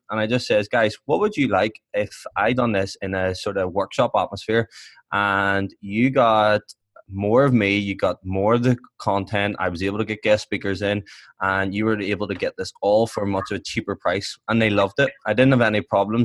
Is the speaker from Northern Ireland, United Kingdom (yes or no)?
yes; Belfast, Northern Ireland, United Kingdom; I'm from Belfast